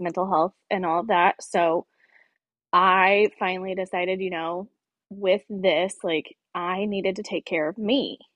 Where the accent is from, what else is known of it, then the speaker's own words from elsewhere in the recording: Greenwood, Indiana, United States; also born or lived in Bloomington, Indiana; born and raised in Center Grove in the Greenwood area